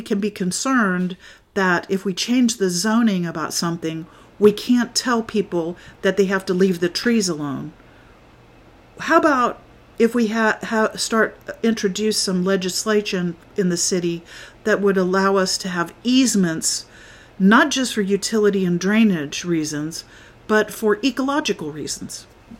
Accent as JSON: {"language": "English", "region": "Florida", "country": "United States", "said": "And I just got to thinking, you know, I'm from Florida. Now, I didn't live there really long, so I'm not, you know, entirely familiar with the ins and outs of what the Florida government does."}